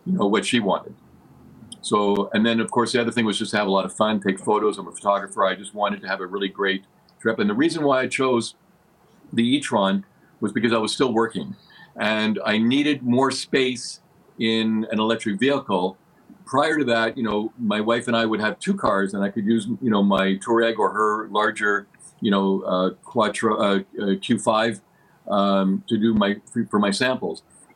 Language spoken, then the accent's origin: English; Montreal, Quebec, Canada; now in Vancouver, Canada; I'm originally from Montreal